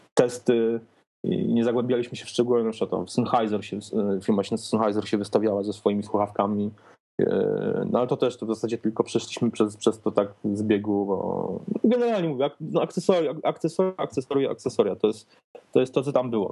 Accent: Poland; accent: eastern; jestem z Polski

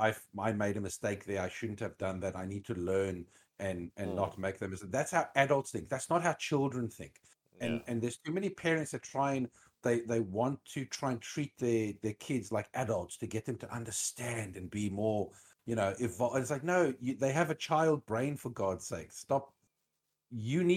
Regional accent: South Africa; moved away; I come from South Africa

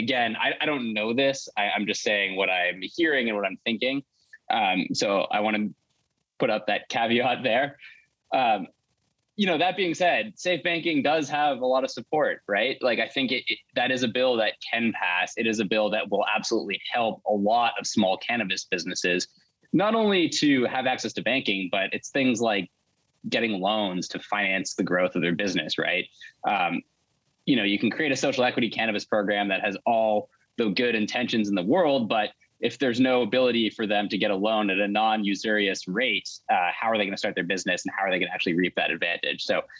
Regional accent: Canada; now in New York, United States; Well, sure. I'm a Canadian New Yorker. I'll say that very much. Originally Canada, now New York.

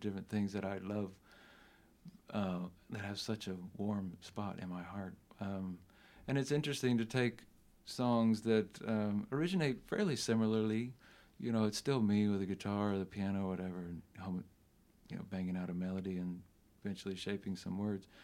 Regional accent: South Carolina, United States; We grew up together in South Carolina

